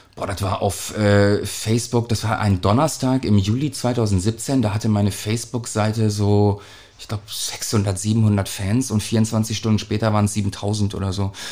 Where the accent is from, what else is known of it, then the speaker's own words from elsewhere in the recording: Hamburg, Germany; Wir sind ja aus St. Pauli